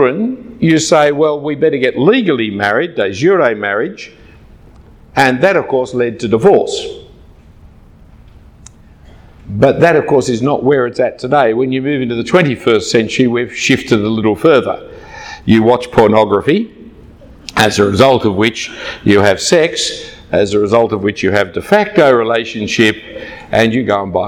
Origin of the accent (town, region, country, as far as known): Australia